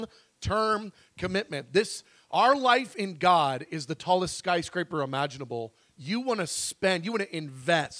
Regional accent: United States; American Christians

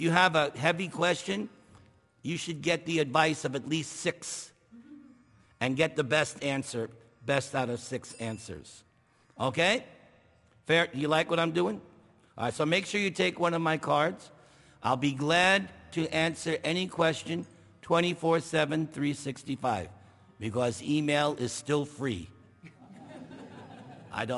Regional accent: New York, United States; I'm from New York.

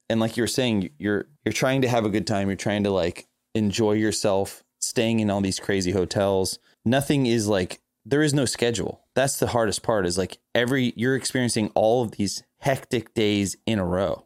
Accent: Florida, United States; I'm from Florida

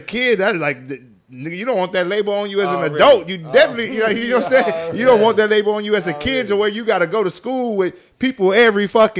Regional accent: Corpus Christi, Texas, United States; I come from West Oso. West Oso is almost like the hood school, like, stick to the code type shit.

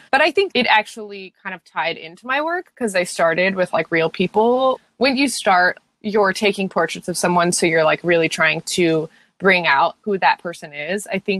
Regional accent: Tucson, Arizona, United States; moved away as an adult; now in Los Angeles, United States; Currently, I'm based in Los Angeles. I've been here for 8 years and I'm from Tucson, Arizona. Not really originally. I like moved around a lot as a kid.

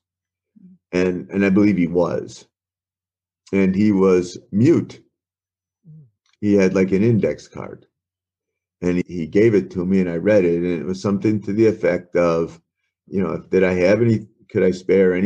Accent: Wisconsin, United States; moved away as an adult; also born or lived in Oklahoma / Chicago, Illinois / Arizona; growing up in Wisconsin and then moving to Chicago

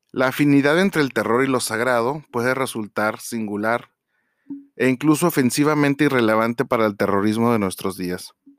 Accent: Mexico; nosotros como tal, como mexicanos

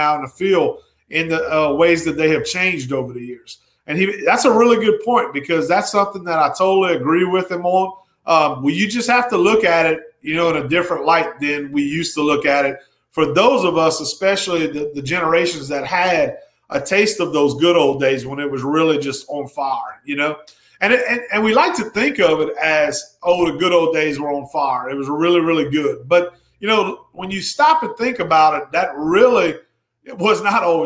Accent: Evangeline Parish, Louisiana, United States; I grew up in Evangeline Parish

